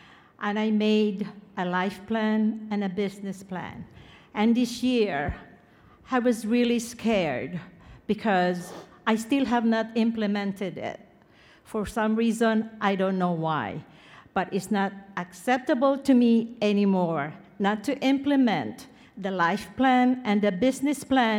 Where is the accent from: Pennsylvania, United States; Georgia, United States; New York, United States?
New York, United States; I'm from New York, and my son is here also.